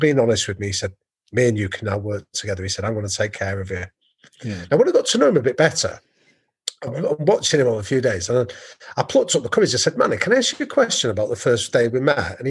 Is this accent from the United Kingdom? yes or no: yes; England, United Kingdom; I'm an English guy